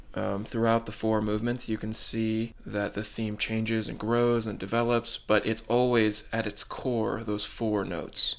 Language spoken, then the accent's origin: English; Martinsville, New Jersey, United States; I am from Martinsville, New Jersey